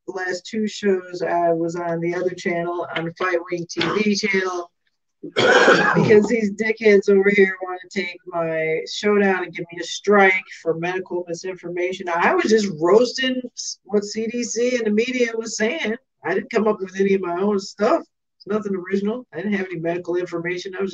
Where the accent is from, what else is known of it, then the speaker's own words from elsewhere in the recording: Chicago, Illinois, United States; I don't, I'm from Southside